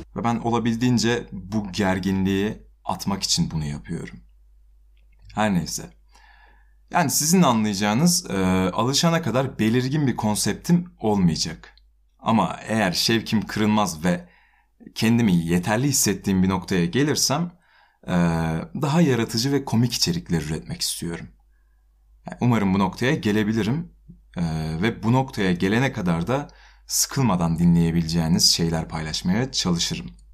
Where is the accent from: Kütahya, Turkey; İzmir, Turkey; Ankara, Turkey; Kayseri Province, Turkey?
Kütahya, Turkey